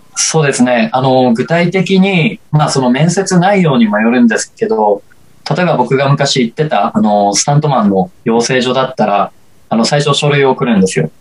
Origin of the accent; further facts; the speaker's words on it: Osaka, Japan; moved away as an adult; now in Tokyo, Japan; 大阪の、あの、倉田プロモーションさんっていうところ入所して、で、高校通いながら